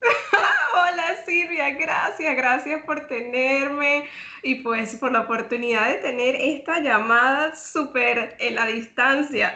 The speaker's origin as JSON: {"language": "Spanish", "country": "Venezuela", "moved": "as an adult", "lives_now": "Trinidad and Tobago", "said": "yo soy venezolana"}